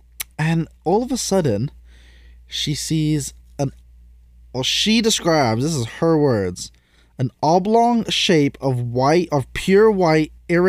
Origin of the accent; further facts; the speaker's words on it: England, United Kingdom; If you didn't know, I'm English.